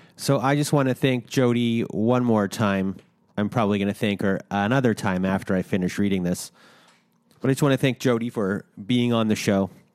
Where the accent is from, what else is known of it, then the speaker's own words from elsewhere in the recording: Canada; we're Canadian